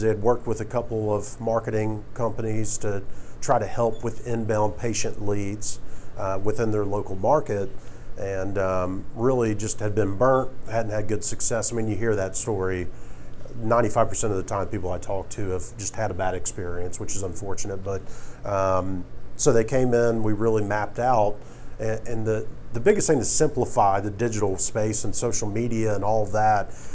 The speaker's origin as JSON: {"language": "English", "region": "South Carolina", "country": "United States", "also_born_or_lived": "Newberry, South Carolina / Florence, South Carolina", "moved": "as an adult", "lives_now": "Atlanta, United States", "said": "I'm originally from South Carolina"}